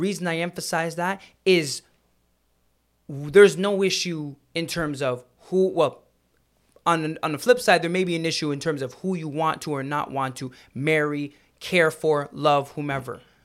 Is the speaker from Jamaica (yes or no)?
yes; Jamaica; now in Canada; I love being Jamaican